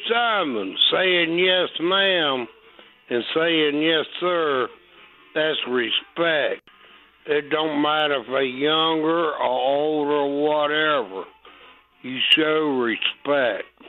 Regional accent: United States; library that I went to when I was a kid on the Eastern Shore

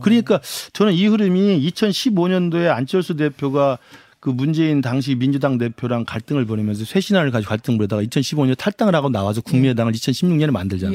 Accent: Honam, South Korea; 저도 호남 출신입니다만

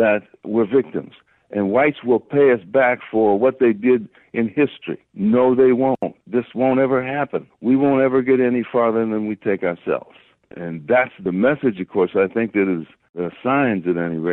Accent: Harvey, Illinois, United States; I grew up in Harvey, Illinois, Phoenix, just off the south side

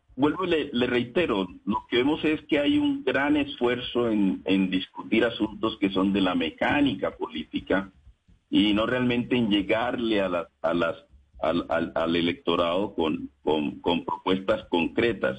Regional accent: Colombia; los que provenimos de la Colombia y de la Colombia olvidada, tanto en el campo como en la ciudad

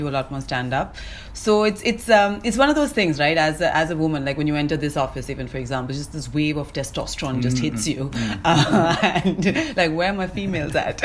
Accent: Chennai, Tamil Nadu, India; moved away as an adult; also born or lived in England; now in Mumbai, India; I was born and brought up in Chennai

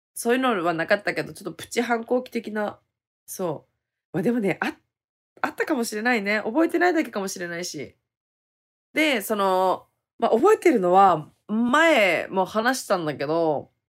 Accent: Hokkaido, Japan; moved away as an adult; also born or lived in Okinawa; まあ沖縄離れて地元の北海道に帰ることになったのさ。

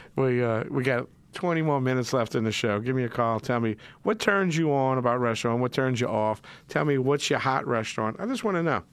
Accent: Metairie, Louisiana, United States; accent: yat; I'm a yat. I'm from Metairie. Metairie, y'all. East Jefferson Warrior.

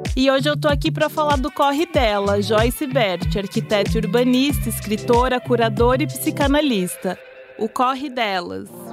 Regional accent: São Paulo, Brazil; sou paulistana, enfim, cresci, nascida e criada em São Paulo

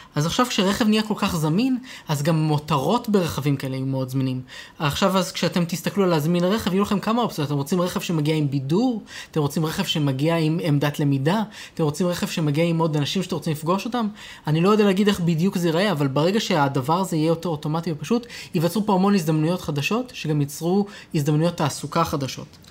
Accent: Israel; אצלנו בישראל

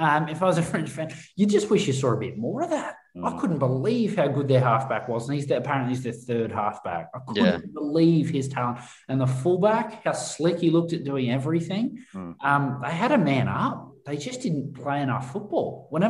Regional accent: Australia; because I think we forget as Aussie fans who aren't overly tribal with our state sides.

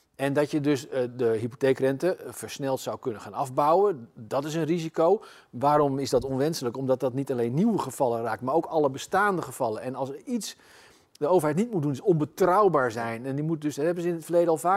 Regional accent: Zutphen, Gelderland, Netherlands; in mijn geboortestad Zutphen

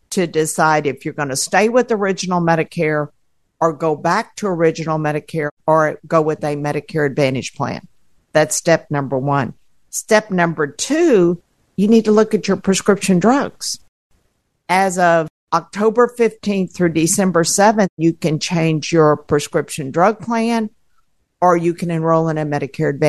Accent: Houston, Texas, United States; I'm from Houston, Texas.

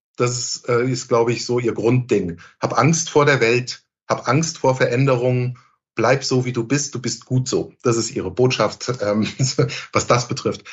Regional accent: Hamburg, Germany; Als Hamburger

